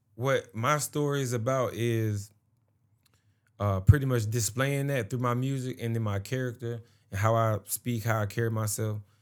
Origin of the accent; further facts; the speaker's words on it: Atlanta, Georgia, United States; I was from Atlanta, you know, that's when I was born